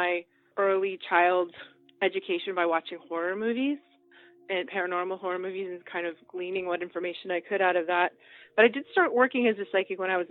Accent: outside of Boston, Massachusetts, United States; I grew up outside of Boston, where I live, in the 60s and 70s

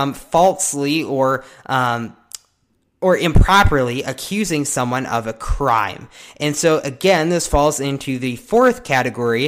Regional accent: United States; we, as American citizens

